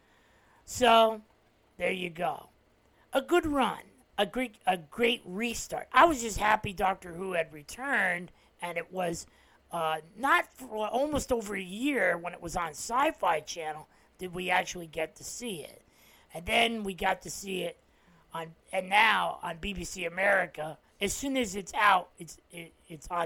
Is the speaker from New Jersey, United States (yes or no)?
yes; New Jersey, United States; as a New Jersey native